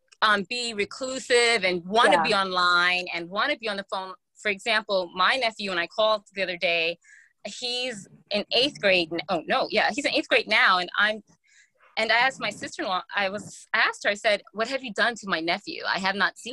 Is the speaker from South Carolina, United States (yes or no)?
no; New York, United States; I'm from New York as well, and my family actually lives in that same complex that she's describing